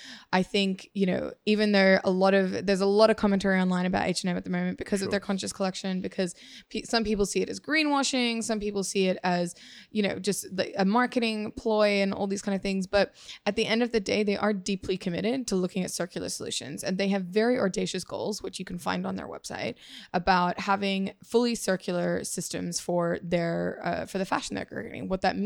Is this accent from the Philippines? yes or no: no; Singapore; now in Australia; I grew up a lot in Asia. So I went to high school in Singapore, and we moved here originally from my dad's job back in 2002, I think.